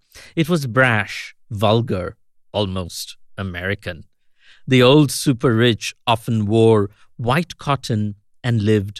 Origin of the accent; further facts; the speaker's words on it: India; also born or lived in United States; now in Kolkata, India; This is … in Kolkata. Once upon a time, as an Indian in America